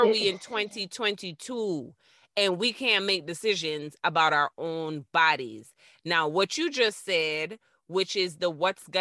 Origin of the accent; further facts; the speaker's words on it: Florida, United States; I'm from Florida